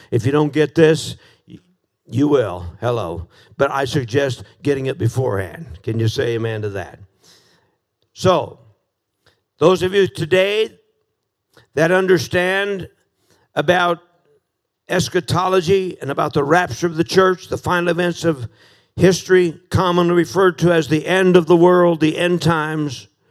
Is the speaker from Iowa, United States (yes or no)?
yes; Des Moines, Iowa, United States; 19th and Crocker in uh, Des Moines, Iowa